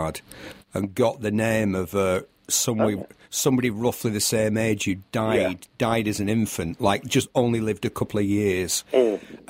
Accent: United Kingdom; also born or lived in Manchester; We're British

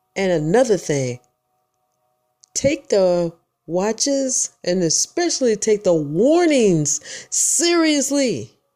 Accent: Michigan, United States; now in Georgia, United States; I'm from Michigan, born and raised

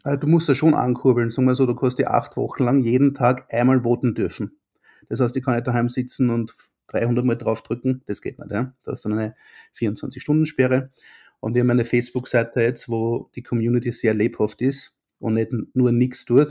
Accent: Gänserndorf, Lower Austria, Austria; also born or lived in Vienna / Bristol; ich bin aus Gensendorf

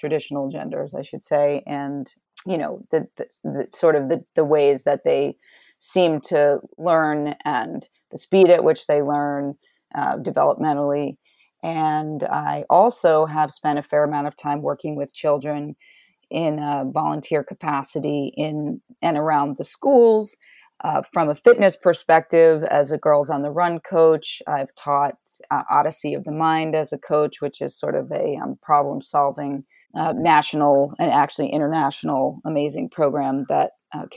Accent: New York City, New York, United States; also born or lived in Shinnecock Reservation, Southampton, New York; was born and raised in New York City

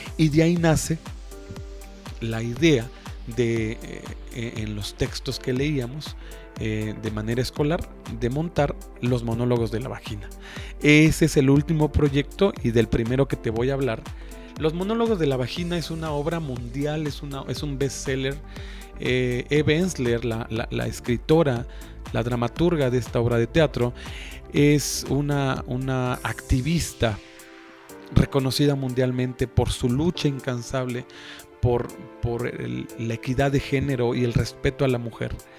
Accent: Zacapoaxtla, Puebla, Mexico; Yo soy de Zacapechpan, pero de las rancherías hasta el fondo. Y cuando era niño, yo era pastor

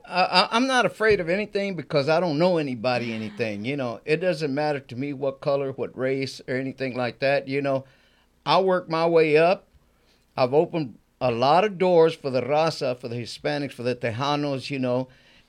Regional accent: Houston, Texas, United States; I'm not born in Mexico. I'm born in Houston, Texas.

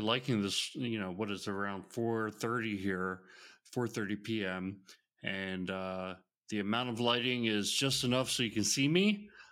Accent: Georgia, United States; the state of Georgia, which is my home state

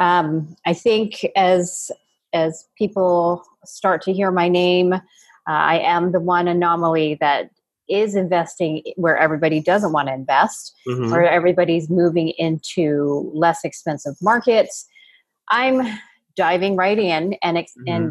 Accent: Canada; moved away as an adult; now in San Diego, United States; I am actually Canadian

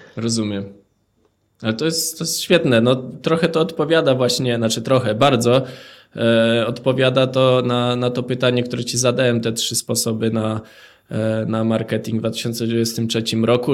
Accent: Żywiec, Silesian Voivodeship, Poland; pochodzę z żywca

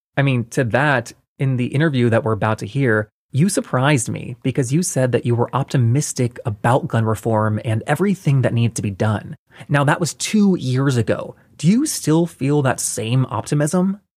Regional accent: North Carolina, United States; North Carolina, my home state

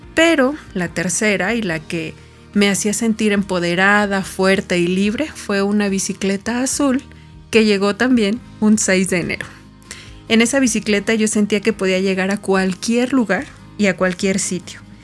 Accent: Tepeji del Río, Hidalgo, Mexico; moved away; Nací en Tepeji del Río, en el centro del país

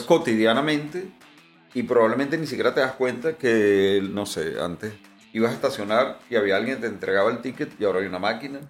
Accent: Venezuela; como venezolano

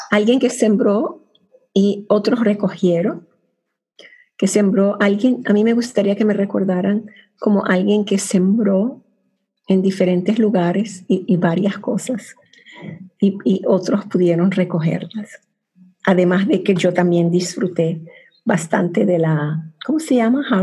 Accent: Venezuela; now in Cyprus; Estoy casada con inglés, vivo en Chipre, soy venezolana con raíces del Medio Oriente, tengo tres hijastros y cuatro nietos que viven en Francia.

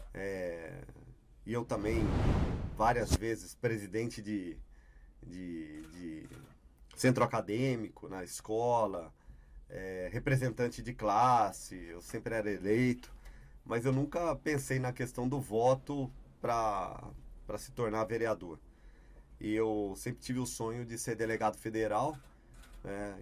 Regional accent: Campinas, São Paulo, Brazil; also born or lived in Ribeirão Preto; Voltei para Campinas, né, que é a minha cidade, onde eu nasci, onde minha família toda reside.

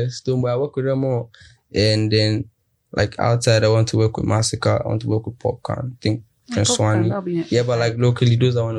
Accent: Accra, Greater Accra, Ghana; In Ghana, and I grew up more in Spintex.

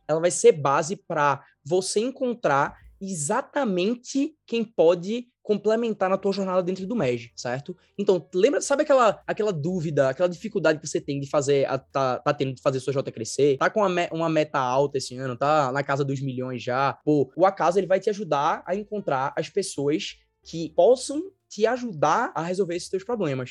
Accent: Recife, Pernambuco, Brazil; eu sou de Recife. Todo mundo percebe, né, por conta do sotaque e tudo mais

